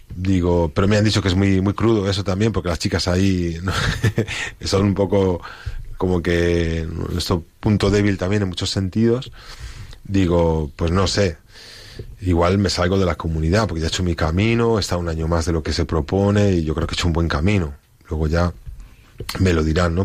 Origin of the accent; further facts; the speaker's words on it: Spain; moved away; yo como español